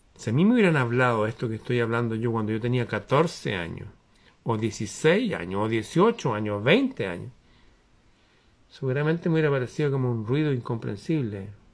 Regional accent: Chile

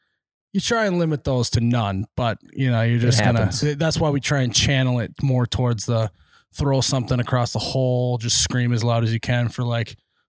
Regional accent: Minnesota, United States; I bleed purple, but just like what means growing up in Minnesota, farming in Minnesota, and like really just, you know, caring about the community that you're in.

